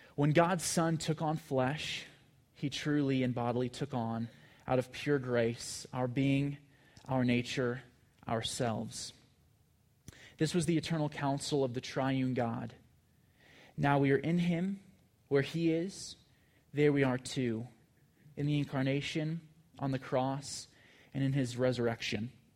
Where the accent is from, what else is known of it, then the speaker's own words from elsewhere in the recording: California, United States; I'm from California